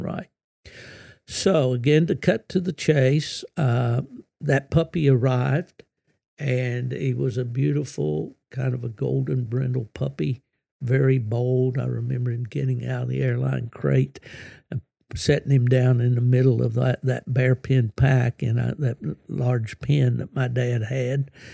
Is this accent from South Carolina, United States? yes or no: no; West Virginia, United States; my home state of West Virginia